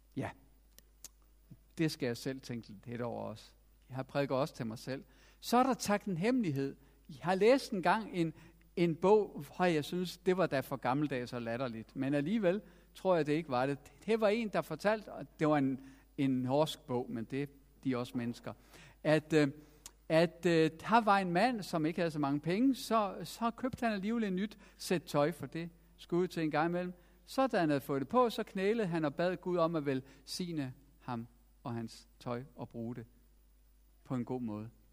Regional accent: Denmark; vi har også som danskere

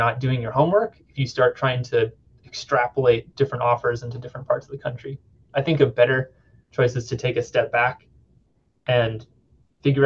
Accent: California, United States; moved away; also born or lived in St. Louis, Missouri; I'm from California and I trained in St. Louis

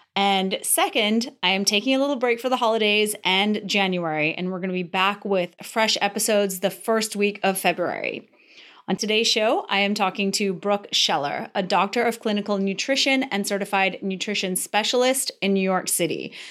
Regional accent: Antigua & Barbuda; I come from Antigua in the Caribbean, and it's a culture where everyone drinks

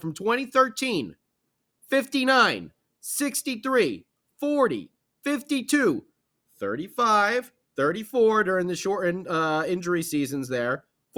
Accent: New Jersey, United States; since I grew up in New Jersey, in South Jersey, in Flyer country

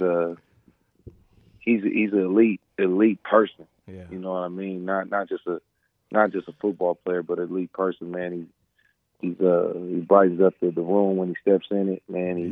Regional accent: Pasadena, California, United States; also born or lived in Oregon; born and raised in California, man. right here at Jackie Robinson Park since a little youngin.

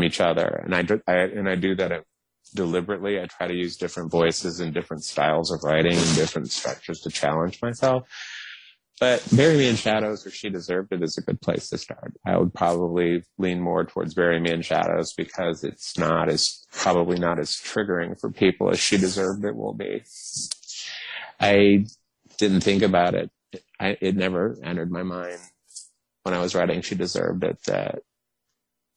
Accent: the South, United States; I'm from the South

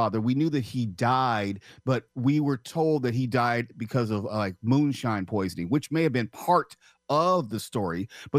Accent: Los Angeles, California, United States; But I'm born and raised here.

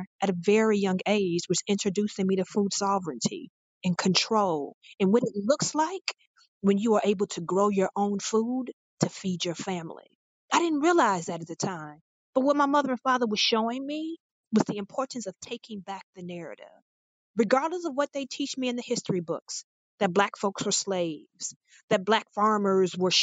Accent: Detroit, Michigan, United States; I am the first person in my family who was actually born and raised in Detroit

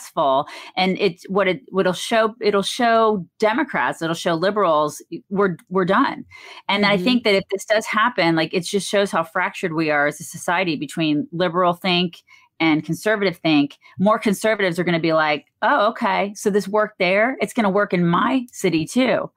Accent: Atlanta, Georgia, United States; I grew up in Atlanta

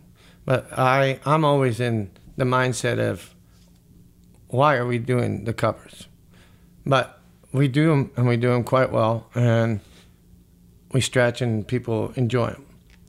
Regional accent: Las Vegas, Nevada, United States; growing up in Las Vegas, having, you know, friends that was, you know, the classic rock

